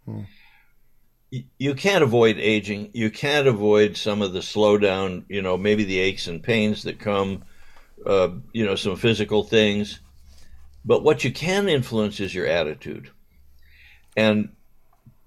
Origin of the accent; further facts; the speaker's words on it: Southern California, United States; also born or lived in Westchester, Los Angeles; growing up in Southern California.